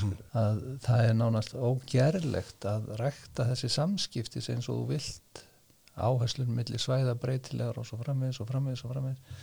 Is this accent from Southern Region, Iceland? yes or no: no; Dalvík, Northeastern Region, Iceland; moved away; ég kem frá Dalvík sem er sko jarðskjáltasvæði